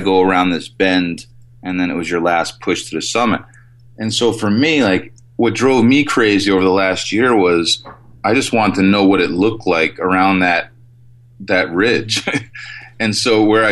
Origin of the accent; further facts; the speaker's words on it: New Jersey, United States; I was born and raised in New Jersey